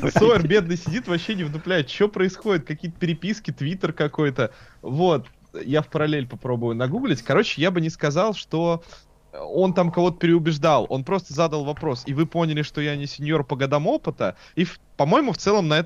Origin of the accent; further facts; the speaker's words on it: Gorelovo, Saint Petersburg, Russia; я такой петербуржец, который вырос на окраине, я вырос в Горелово.